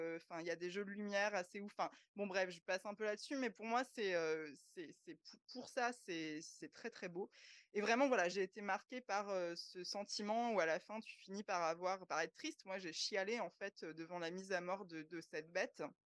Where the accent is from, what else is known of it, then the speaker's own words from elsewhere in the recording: France; chez nous en France